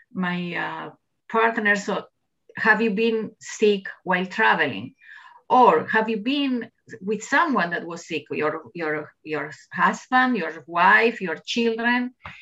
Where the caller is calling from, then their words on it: Jerusalem District, Israel; Yes, I'm sitting in the Jerusalem hills, actually, where office is in the cultural environment, the settlement in the Jerusalem hills.